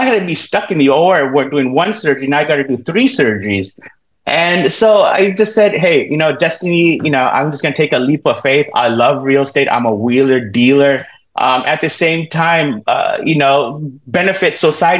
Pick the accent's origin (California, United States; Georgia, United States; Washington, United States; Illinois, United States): California, United States; Southern; also born or lived in Florida; now in Roseville, United States; I grew up in Southern California. All my family's have been here in Southern California